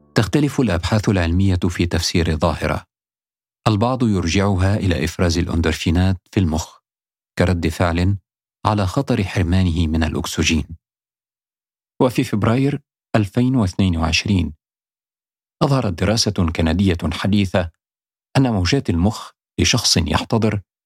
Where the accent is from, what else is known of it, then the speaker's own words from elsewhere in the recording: Upper Egypt, Egypt; also born or lived in Cairo, Egypt; now in London, United Kingdom; قريتي بصعيد مصر.